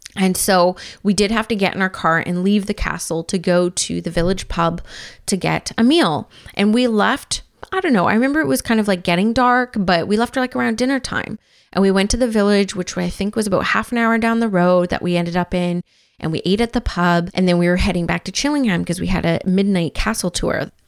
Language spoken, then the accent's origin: English; Vancouver, British Columbia, Canada; now in Squamish, Canada; I grew up in Vancouver and, of course, live in Squamish now